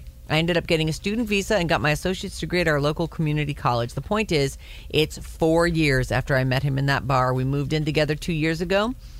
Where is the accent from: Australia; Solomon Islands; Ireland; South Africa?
South Africa; 3 months, South Africa, my home country.